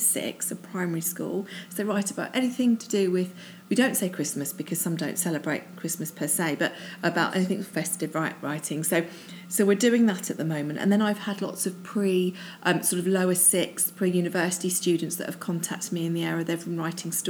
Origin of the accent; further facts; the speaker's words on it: Croydon, London, United Kingdom; also born or lived in Oxted / Caterham / Old Coulsdon; I grew up in Croydon. I went to school in Oxted.